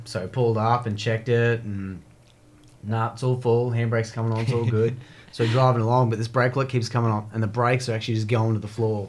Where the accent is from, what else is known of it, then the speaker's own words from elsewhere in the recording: Blackwater, Queensland, Australia; all of us are actually growing up in Blackwater together